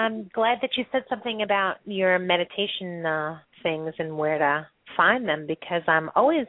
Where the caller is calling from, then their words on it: New York, United States; I'm calling from New York.